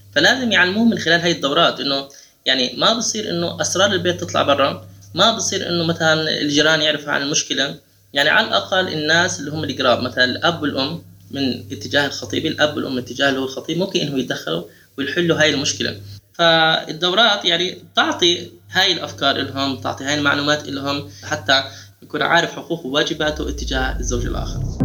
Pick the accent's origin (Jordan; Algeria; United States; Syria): Jordan; عندنا بالاردن